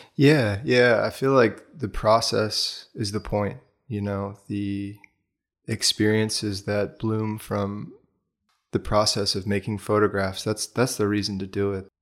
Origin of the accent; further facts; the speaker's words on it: Bethesda, Maryland, United States; moved away as an adult; also born or lived in Washington, D.C. / Boulder, Colorado; I was born in Washington, D C. and then grew up in the suburbs just outside. So most of my youth was in Bethesda, Maryland